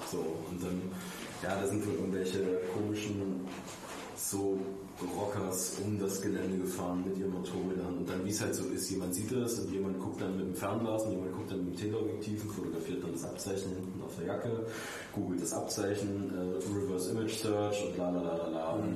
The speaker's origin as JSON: {"language": "German", "region": "Saxony", "country": "Germany", "said": "also ich meine, ich komme aus Sachsen."}